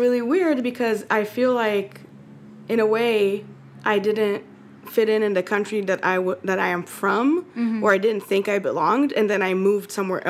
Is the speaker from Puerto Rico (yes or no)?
no; Israel; now in United States; I grew up in Israel feeling like I am partially don't belong because my mom was American.